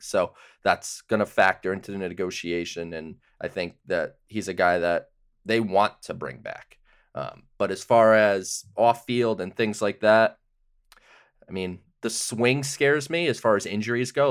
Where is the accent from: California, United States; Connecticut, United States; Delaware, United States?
Connecticut, United States; I'm from Connecticut